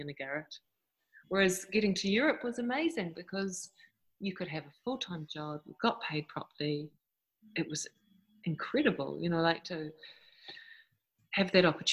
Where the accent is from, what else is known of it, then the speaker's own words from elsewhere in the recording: New Zealand; moved away; I am from New Zealand originally.